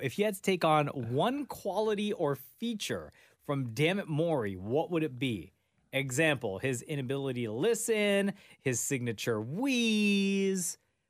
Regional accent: Toronto, Ontario, Canada; born or raised there

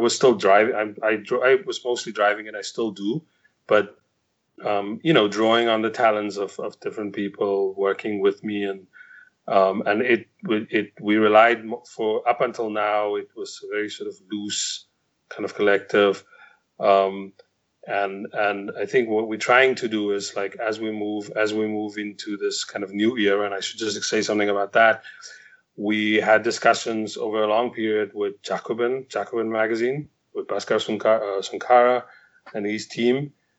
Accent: Cape Town, Western Cape, South Africa; I'm from Cape Town. I'm sort of come from a very kind of working class background, and my early sort of education, you know, under apartheid, I mean, I sort of come of age when apartheid ends

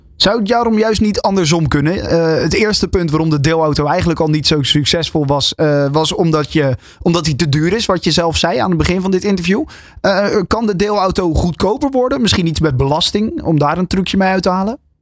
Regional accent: Netherlands; als Nederlanders zijnde

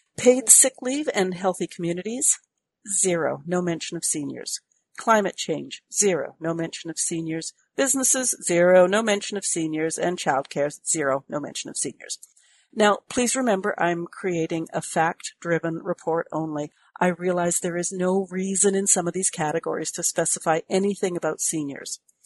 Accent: Canada; I'm a Canadian.

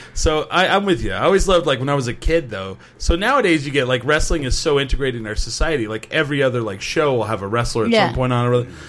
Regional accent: Clovis, New Mexico, United States; And I'm from Clovis, New Mexico.

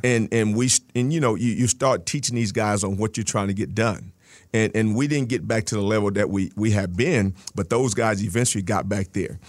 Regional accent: Texas, United States; moved away; I grew up in Texas

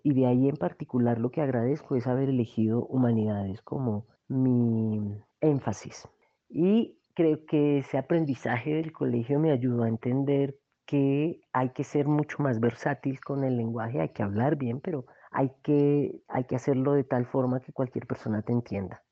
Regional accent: Manizales, Caldas, Colombia; also born or lived in Cali, Colombia; now in Bogotá, Colombia; Nací en Cali y tenía tres meses cuando me llevaron a vivir a Manizales

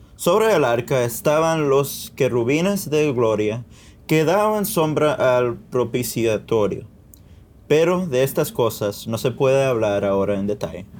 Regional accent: Miami, Florida, United States; Yo nací aquí en Miami

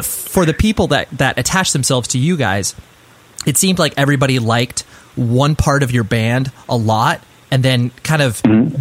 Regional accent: Southern California, United States; I'm from Southern California

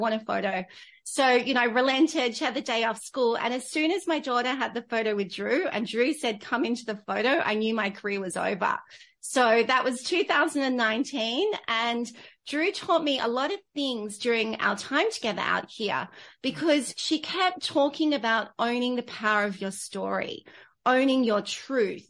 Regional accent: Australia; also born or lived in London; I came back into Australia

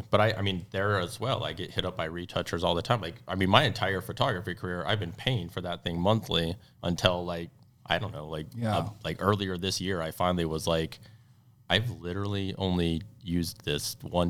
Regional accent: Texas, United States; I'm from Texas, y'all

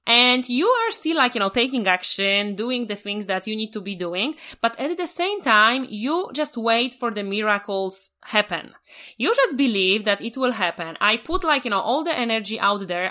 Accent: Poland; moved away; I'm original from Poland

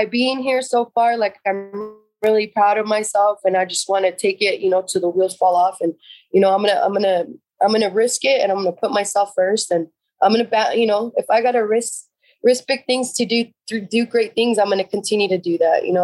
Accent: San Jose, California, United States; I grew up in Eastside San Jose.

